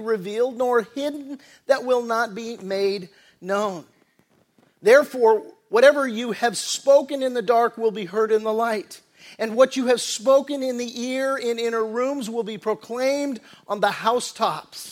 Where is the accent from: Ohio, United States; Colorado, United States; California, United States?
California, United States; Redondo Beach; also born or lived in Torrance; We lived in the South Bay. We grew up in Redondo Beach and Torrance area